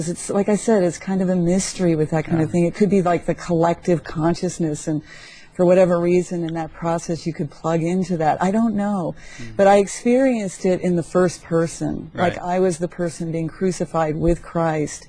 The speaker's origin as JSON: {"language": "English", "town": "McLean", "region": "Virginia", "country": "United States", "tie": "born or raised there", "also_born_or_lived": "San Francisco", "moved": "as an adult", "said": "I grew up in McLean, Virginia."}